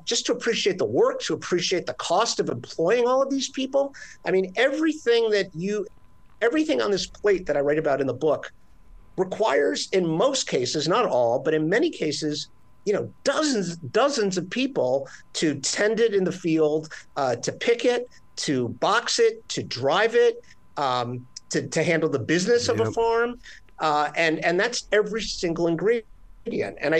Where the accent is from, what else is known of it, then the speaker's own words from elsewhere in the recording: Miami, Florida, United States; now in New York, United States; I grew up in Miami, Florida with a Cuban stepmother.